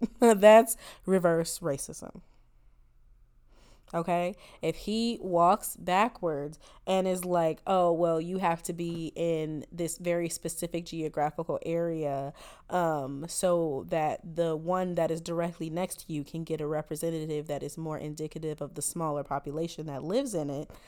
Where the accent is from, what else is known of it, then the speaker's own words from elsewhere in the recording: Rancho Cucamonga, California, United States; I am from Rancho Cucamonga. I have never even been in this state before.